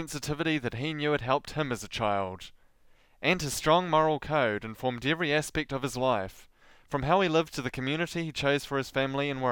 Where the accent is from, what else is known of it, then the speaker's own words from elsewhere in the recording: Southland, New Zealand; accent: Southland; I have a Southland accent